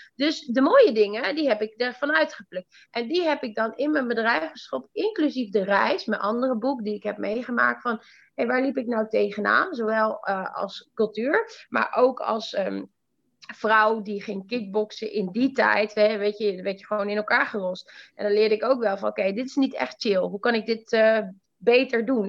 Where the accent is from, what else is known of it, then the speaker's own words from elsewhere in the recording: northern Netherlands, Netherlands; also born or lived in Iran; Ik kom echt uit het platteland in het noorden